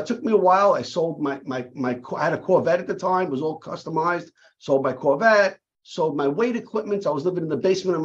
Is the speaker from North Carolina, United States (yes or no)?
no; New York City, New York, United States; as a young kid growing up in Brooklyn